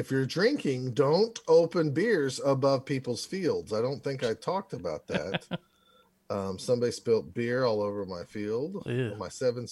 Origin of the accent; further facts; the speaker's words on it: Oklahoma, United States; I'm from Oklahoma